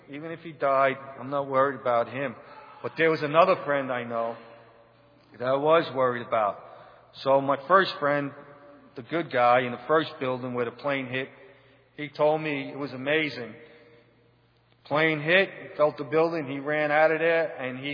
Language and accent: English; New York City, New York, United States; I come from New York City